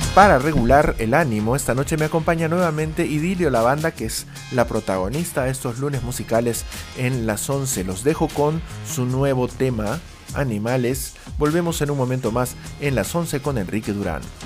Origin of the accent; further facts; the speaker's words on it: Peru; somos solamente peruanos adultos entre los 18 y los 64 eh, años